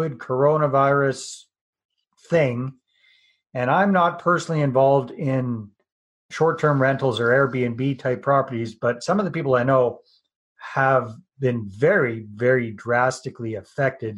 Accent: Canada; I'm Canadian

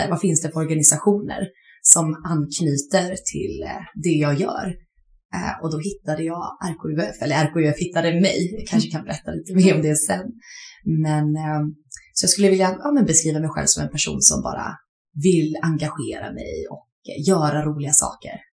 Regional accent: Kalmar, Kalmar County, Sweden; moved away as an adult; also born or lived in Lund; Jag kommer från Kalmar ursprungligen. Eh, men sen flyttade jag till Lund för, vad blir det, 2014 och började plugga.

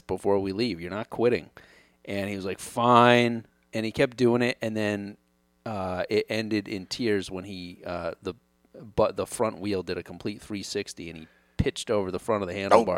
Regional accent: Connecticut, United States; I grew up in Connecticut.

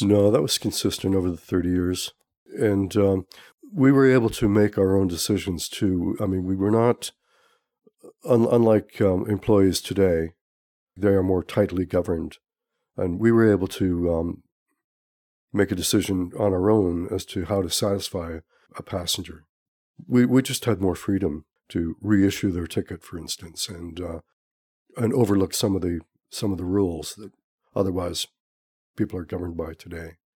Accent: Montreal, Quebec, Canada; moved away as an adult; also born or lived in Calgary / Ladner; now in Pender Island, Canada; I'm originally from Montreal

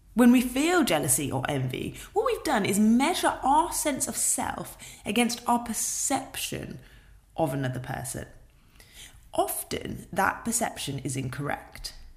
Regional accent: United Kingdom; being British

